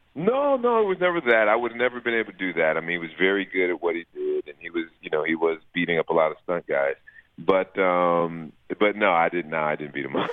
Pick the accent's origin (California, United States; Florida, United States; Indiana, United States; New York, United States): California, United States; Los Angeles; born and raised in Los Angeles